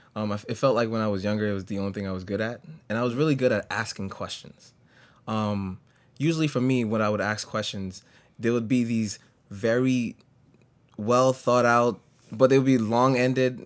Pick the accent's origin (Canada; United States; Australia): United States; New York City, New York; I grew up in the Bronx all my life